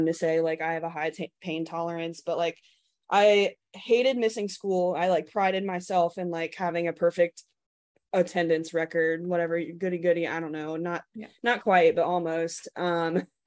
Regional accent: Atlanta, Georgia, United States; moved away as an adult; now in Columbia, United States; I grew up in Atlanta, and I knew I wanted to get away from there just because I'd been there my whole life

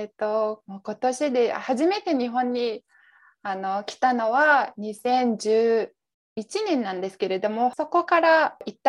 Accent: Mongolia; Japanese is a second language; moved away as an adult; now in Tokyo, Japan; 私、モンゴル出身で、今、日本に住んでます。会社員をやっています。会社で勤めながら、はい、東京にに住んでます。

